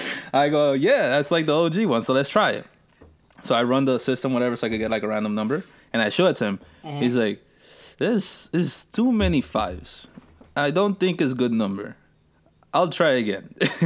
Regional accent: Moscow, Russia; I am from Russia, more specifically, Moscow.

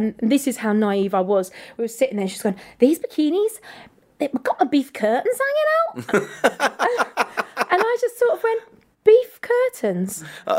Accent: Upminster, London, United Kingdom; born or raised there; also born or lived in Hertfordshire

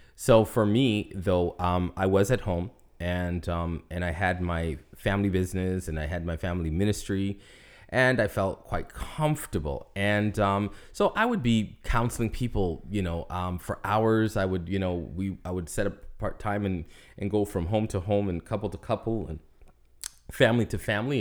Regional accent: Canada; moved away as an adult; now in Florida, United States; I am a Canadian resident

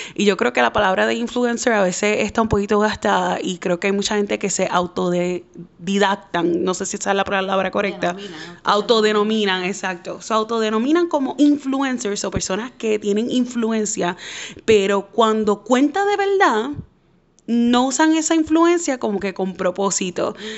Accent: Puerto Rico; yo soy puertorriqueña

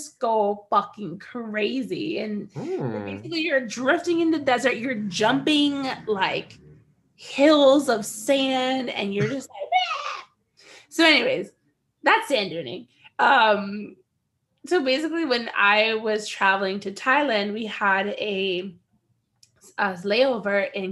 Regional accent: United States; as an American in the Middle East

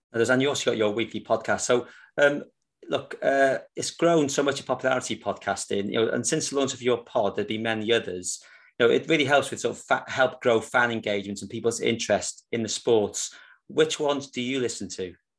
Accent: Wales, United Kingdom; being a Welshman

